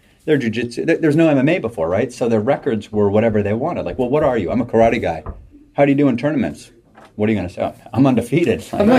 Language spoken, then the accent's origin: English; Acton, Massachusetts, United States; So we are in what is considered South Acton right now, just about out of there. I grew up in South Acton, so I grew up about a mile and a half from here.